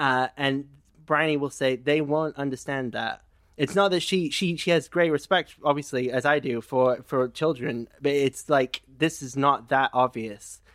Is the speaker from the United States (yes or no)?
no; England, United Kingdom; I'm, I'm English